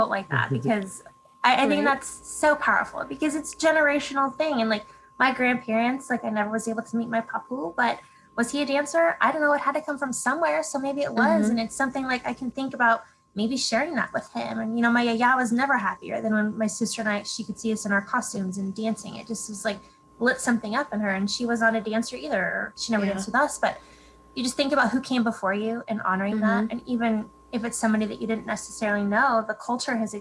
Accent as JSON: {"language": "English", "region": "California", "country": "United States", "said": "I'm from California"}